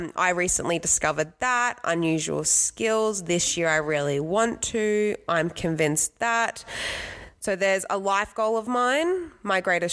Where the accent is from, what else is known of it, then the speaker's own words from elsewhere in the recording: Brisbane, Queensland, Australia; We are from Brisbane